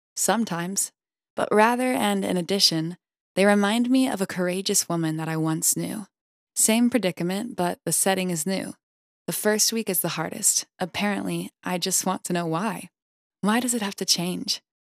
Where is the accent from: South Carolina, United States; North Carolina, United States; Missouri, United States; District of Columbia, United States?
South Carolina, United States; Greenville; born or raised there